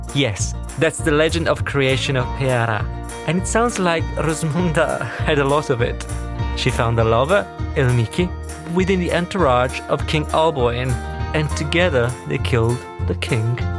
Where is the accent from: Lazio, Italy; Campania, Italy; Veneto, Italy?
Veneto, Italy; Verona; I'm from Verona too